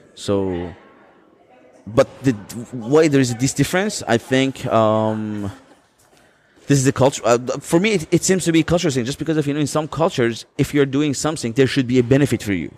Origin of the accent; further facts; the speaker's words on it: Azeri part of Iran, Iranian Azerbaijan, Iran; I'm coming from the Azeri part